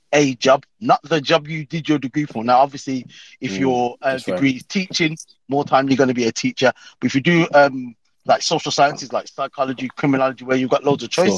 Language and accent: English; Birmingham, West Midlands, United Kingdom; accent: Brummie; Brummy. Man, of course, man. Born and bred